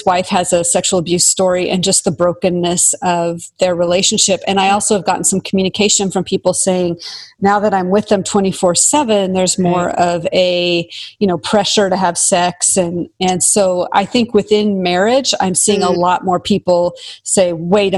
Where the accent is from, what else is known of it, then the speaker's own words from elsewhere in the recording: the Northwest, Pacific Northwest, United States; I'm from the Northwest